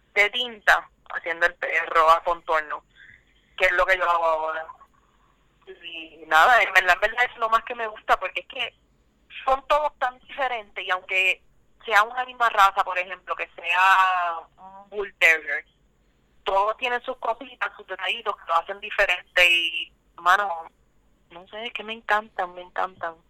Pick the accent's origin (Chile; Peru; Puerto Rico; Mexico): Puerto Rico; Guaynabo; soy de Guainabo o, originalmente he vivido ahí toda mi vida